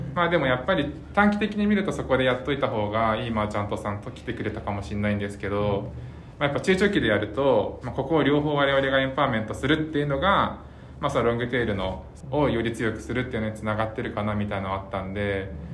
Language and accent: Japanese; Oita, Japan; 僕もその大分生まれで